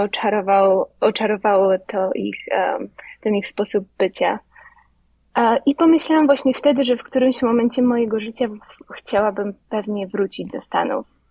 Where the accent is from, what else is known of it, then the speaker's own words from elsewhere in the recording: Lubawa, Warmian-Masurian Voivodeship, Poland; moved away as an adult; now in New York, United States; Pochodzę z Lubawy, z małego miasteczka na pograniczu Mazur i Pomorza